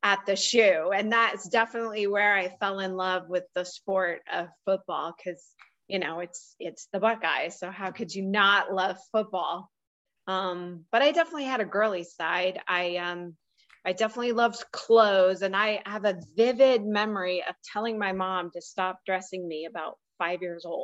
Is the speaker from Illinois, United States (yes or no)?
no; Columbus, Ohio, United States; I grew up in Columbus, Ohio, with a dad who was a professor at the Ohio State University